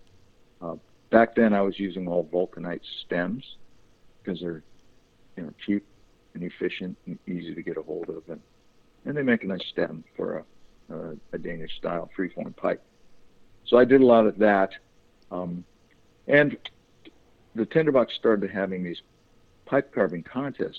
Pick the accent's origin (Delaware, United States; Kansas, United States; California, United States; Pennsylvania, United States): California, United States; Los Angeles; I grew up, did my formative years in San Fernando Valley. Grew up and went through high school there